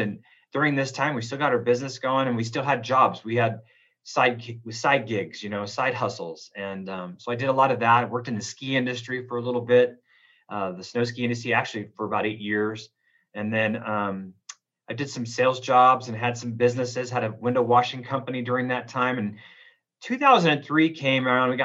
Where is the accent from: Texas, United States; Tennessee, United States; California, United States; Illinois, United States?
California, United States; Oroville; moved away as an adult; now in Reno, United States; I was born in Southern California. My dad moved up to Northern California, a little place called Oroville, California in Butte County. I have my roots in California, graduated from Las Palmas High School in Oroville, California